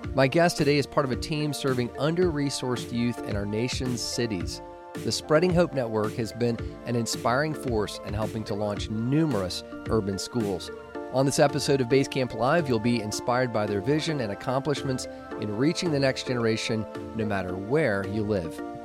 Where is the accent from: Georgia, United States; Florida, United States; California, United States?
Georgia, United States; Atlanta; working in my hometown of Atlanta